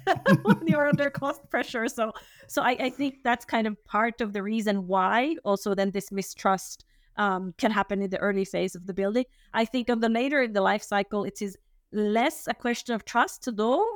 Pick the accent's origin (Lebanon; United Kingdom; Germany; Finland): Finland; now in Switzerland; I'm originally from Finland